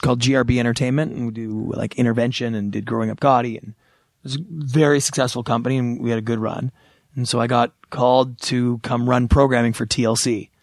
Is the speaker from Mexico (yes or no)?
no; Canada; moved away as an adult; now in Los Angeles, United States; flying back to Canada I arrive in my hometown